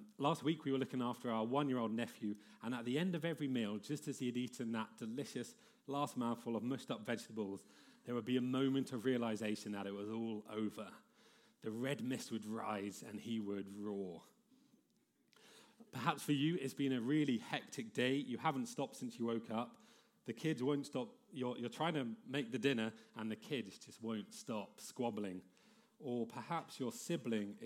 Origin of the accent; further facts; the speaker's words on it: High Wycombe, South East England, United Kingdom; moved away; I grew up just outside of London, born in High Wycombe.